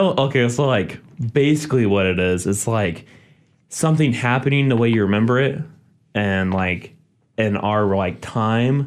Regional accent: Independence, United States; I'm from Independence, Zub's hometown. We grew up together

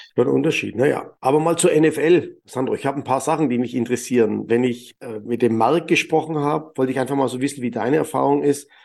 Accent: Germany; bei uns in Deutschland

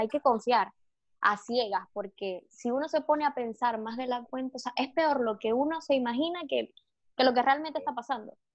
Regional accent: Maracaibo, Zulia, Venezuela; also born or lived in Caracas; yo no me puedo regresar a Maracaibo

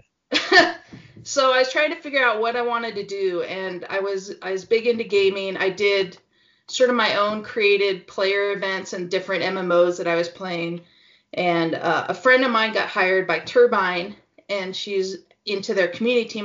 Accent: Pacific Northwest, United States; now in Utah, United States; I'm from Pacific Northwest

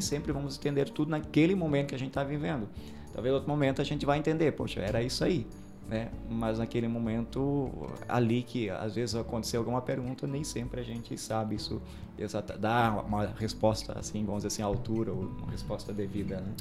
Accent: Aurora, Brazil; eu sou natural do Distrito do Sul, Aurora

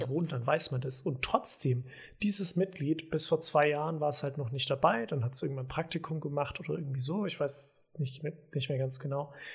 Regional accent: home village in the Diocese of Eichstätt, Bavaria, Germany; born or raised there; moved away

